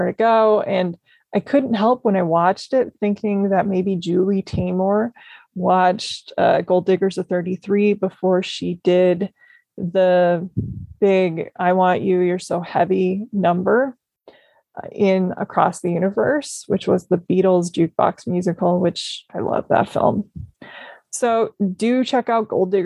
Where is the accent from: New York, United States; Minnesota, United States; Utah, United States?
Minnesota, United States; growing up in Minnesota